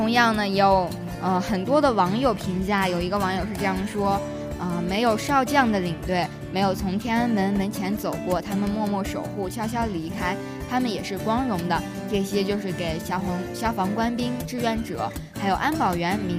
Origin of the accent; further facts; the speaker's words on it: China; 就是说我们是一个中国人而感到自豪和骄傲。